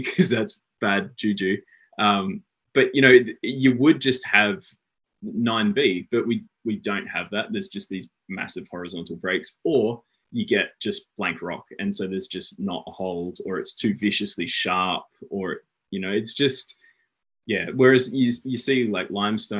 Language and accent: English; Brisbane, Queensland, Australia; moved away as an adult; now in Blue Mountains, Australia; I grew up in Brisbane, which is now 1,000 kilometres north of where I now live in the Blue Mountains.